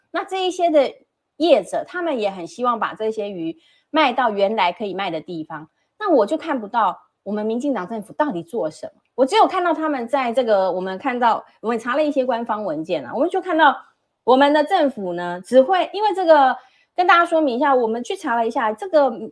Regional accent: Taiwan; 我是一个外省第二代也好，我出生在这边

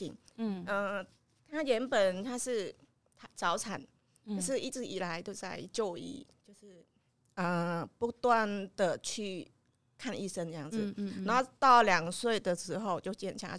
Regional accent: Cambodia; moved away as an adult; now in Yilan, Taiwan; 我来自柬埔寨，我来台湾已经有二十年了。

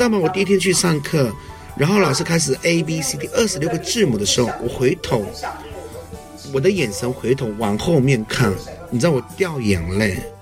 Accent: Kaohsiung, Taiwan; 我是来自高雄市的卢凯族

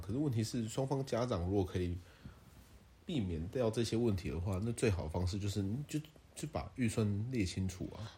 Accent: Taiwan; 我们台湾人就是谐音梗跟街歌啊

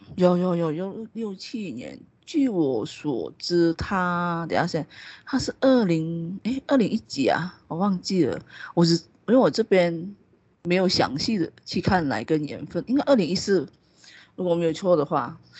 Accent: Malaysia; 我们马来西亚华人其实还蛮算，大部分是属于比较传统的

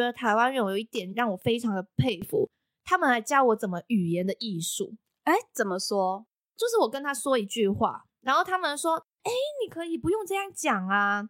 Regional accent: Hong Kong; moved away as an adult; now in Taiwan; 我是来自香港的

